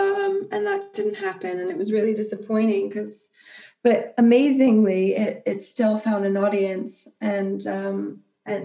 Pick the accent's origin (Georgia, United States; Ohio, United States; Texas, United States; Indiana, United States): Ohio, United States; near Akron; moved away; I grew up in Ohio, and near Akron.